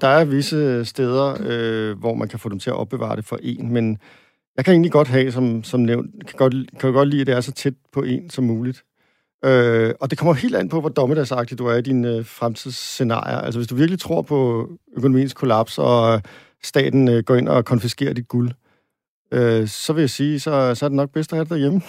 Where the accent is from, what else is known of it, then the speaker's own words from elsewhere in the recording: Denmark; som dansker